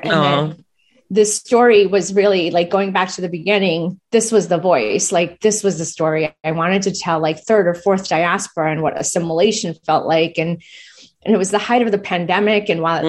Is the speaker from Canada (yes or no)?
no; United States; accent: American; So I do speak Gujarati fluently. I understand Hindi, but my accent is still very much American.